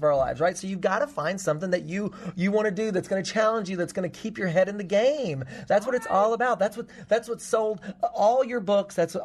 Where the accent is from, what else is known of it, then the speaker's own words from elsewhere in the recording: Tennessee, United States; I'm from Tennessee. I grew up on a farm in Tennessee.